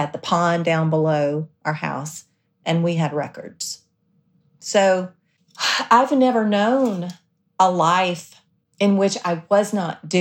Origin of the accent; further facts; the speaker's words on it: South Alabama, United States; we grew up in South Alabama